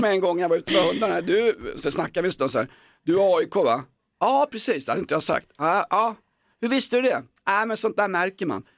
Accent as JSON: {"language": "Swedish", "town": "Stockholm", "region": "Stockholm County", "country": "Sweden", "said": "jag kommer från Aspudden"}